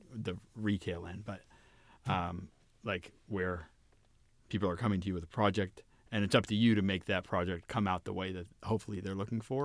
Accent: Orange County, California, United States; I grew up in Orange County, California

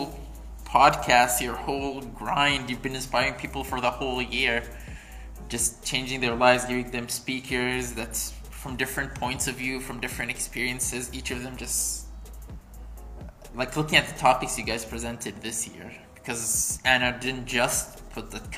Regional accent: Bahrain; I'm from Bahrain

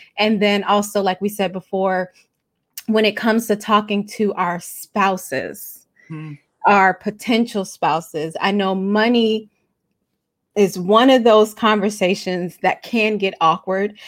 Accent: Chicago, Illinois, United States; I'm from Chicago. We say gym shoes

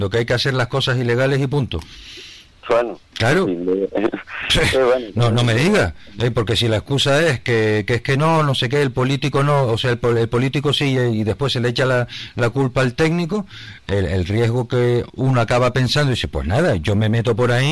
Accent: Fuerteventura, Canary Islands, Spain; soy de Fuerteventura

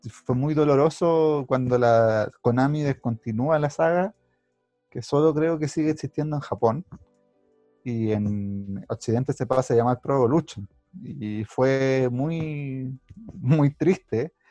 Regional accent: Chile; Claro, no. Soy chileno, pero no me gusta Claudio Palma.

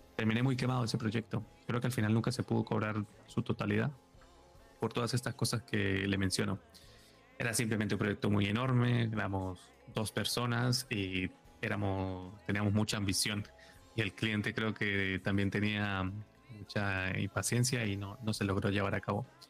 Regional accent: Venezuela; moved away as an adult; now in Madrid, Spain; yo ahora estoy en Madrid, pero yo soy de Venezuela y llevo en Madrid muy pocos años, poco pocos, llevo seis años

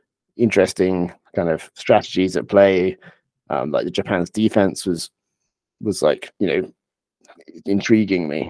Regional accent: England, United Kingdom; I'm a player from England originally

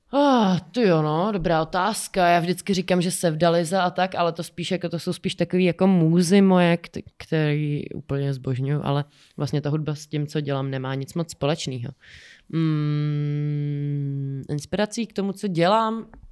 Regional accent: Czechia; u nás v Čechách

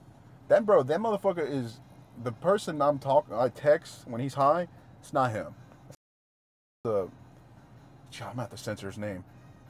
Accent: Texas, United States; I'm from Texas, man. That's how we do things around here, man.

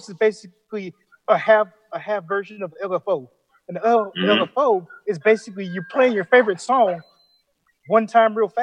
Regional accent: Florida, United States; I'm from Florida

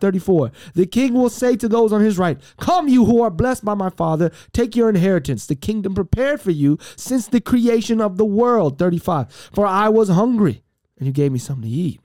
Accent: Miami, Florida, United States; I'm from Miami, Florida

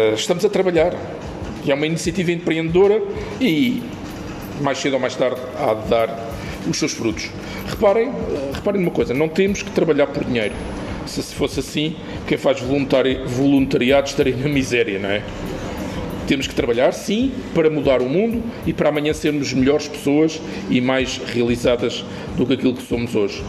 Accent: Lisbon, Portugal; eu não sou de cá, sou de Lisboa, tenho a família cá

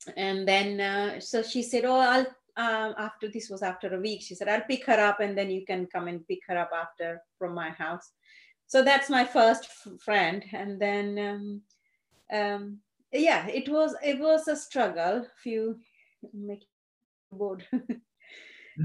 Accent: Gujarat, India; first language Gujarati; English is a second language; moved away as an adult; I went to Gujarati medium school. English was a subject for me.

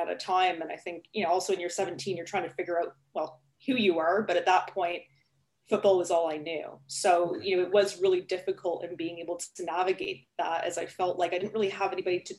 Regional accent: Toronto, Ontario, Canada; moved away as an adult; now in United Kingdom; I'm not originally from the UK, obviously. I'm from Toronto, Canada, and I moved over to the UK about 8 years ago

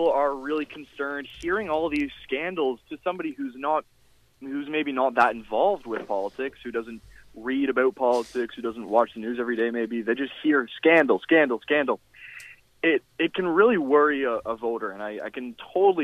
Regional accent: Whitby, Ontario, Canada; also born or lived in Toronto / Vaughan; Whitby, my hometown

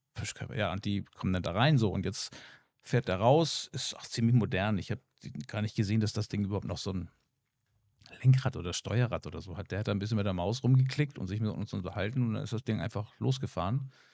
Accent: Germany; hier bei uns in Deutschland

